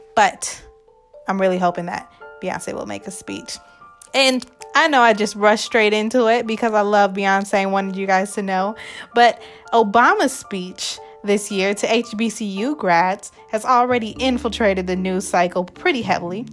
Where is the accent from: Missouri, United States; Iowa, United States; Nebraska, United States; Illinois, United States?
Nebraska, United States; I am also from Nebraska.